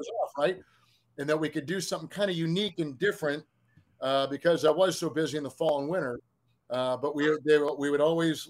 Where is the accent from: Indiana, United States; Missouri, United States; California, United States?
Missouri, United States; Kansas City; I love telling people that I'm from Kansas City and love the fact that we've raised our kids there and chosen that as our home, remains our home.